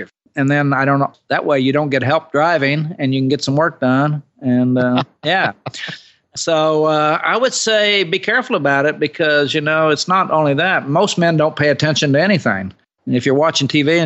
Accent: Oklahoma, United States; I'm from Oklahoma

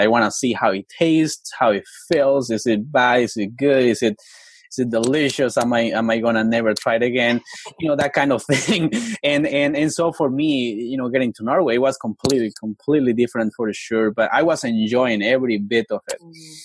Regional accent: Colombia; now in United States; I grew up in Colombia in the mountains. Uh, I am from an indigenous community. My tribe is called the NASA people

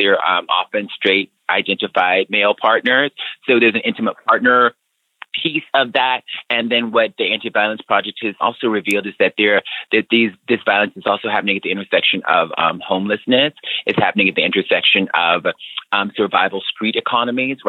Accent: Alabama, United States; as a young person growing up in Alabama

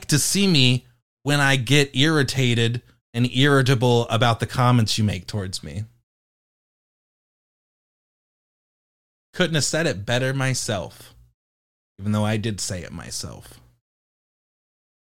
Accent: United Kingdom; I'm British.

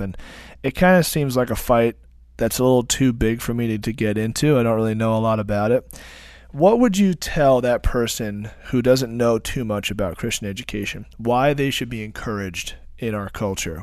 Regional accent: Long Island, New York, United States; us Long Islanders

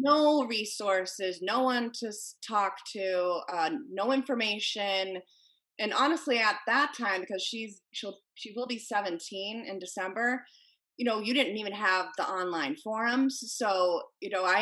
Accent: Cape Cod, Massachusetts, United States; moved away; also born or lived in Connecticut; I grew up on Cape Cod

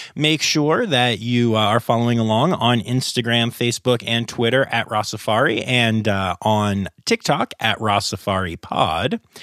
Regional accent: Harrisburg, Pennsylvania, United States; I grew up in the Harrisburg area

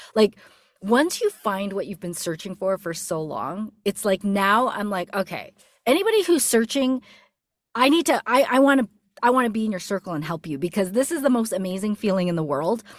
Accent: Canada; moved away as an adult; now in United States; my husband ended up getting a job opportunity here in the States, and we're from Canada

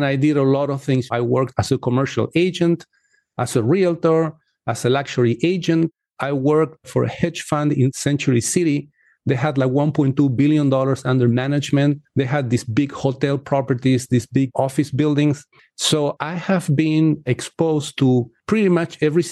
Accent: Chile; now in United States; I come from Chile

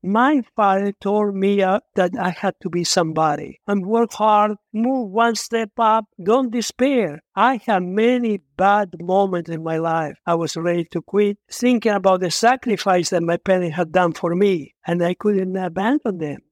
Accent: Italy; English is a second language; moved away as an adult; also born or lived in Argentina; now in United States

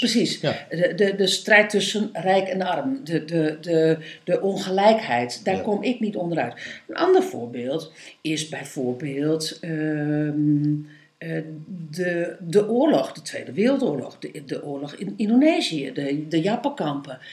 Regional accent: East Groningen, Netherlands; ik ben in Oost-Groningen ben ik opgevoed

